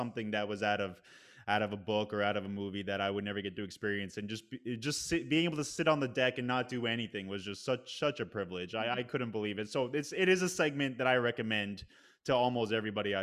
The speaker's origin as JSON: {"language": "English", "region": "Northeast", "country": "United States", "lives_now": "New York City, United States", "said": "I'm from the Northeast"}